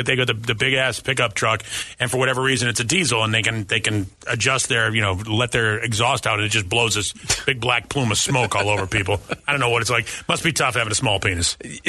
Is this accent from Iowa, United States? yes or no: no; Boston, Massachusetts, United States; now in Phoenix, United States; I grew up in Boston, so everything was ethnic if you weren't white and Irish.